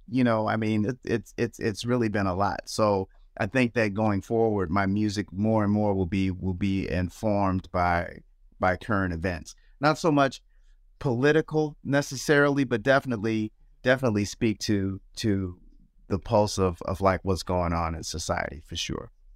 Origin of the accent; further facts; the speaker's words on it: Nashville, Tennessee, United States; I was born in Nashville, Tennessee